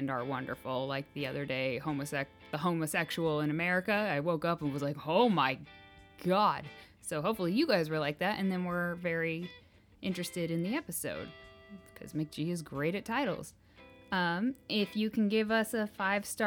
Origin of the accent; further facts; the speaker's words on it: Kansas, United States; we're from Kansas